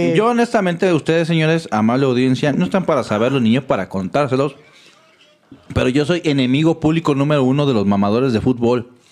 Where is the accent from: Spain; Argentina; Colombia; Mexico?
Mexico; Soy mexicano